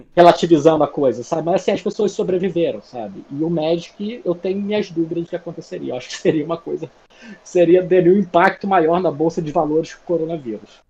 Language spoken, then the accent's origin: Portuguese; Rio de Janeiro, Brazil; moved away as an adult; eu sou do Rio, então assim, eu vivi meus 35 primeiros anos de vida no Rio.